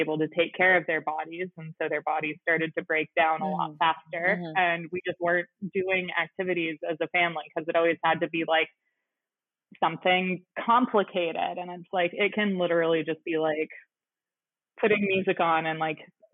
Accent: Central Oregon, United States; you and I both had the experience of growing up in Central Oregon

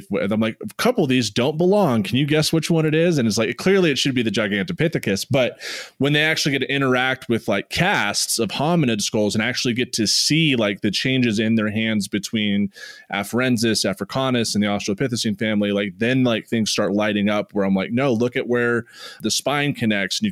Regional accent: Virginia, United States; growing up in Virginia

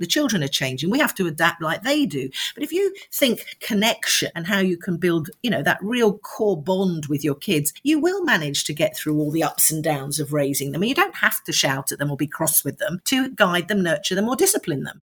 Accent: London, United Kingdom; I was born in London and grew up in Streatham

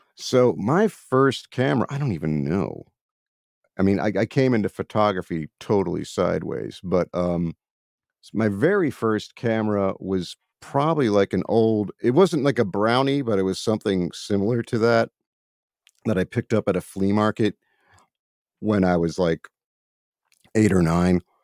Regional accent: Baltimore, Maryland, United States; I'm from, uh, Baltimore, Maryland

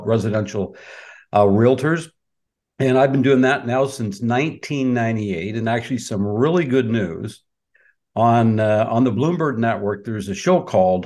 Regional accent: Peterborough, Ontario, Canada; also born or lived in Markham, Ontario; I was born and raised in Peterborough, Ontario

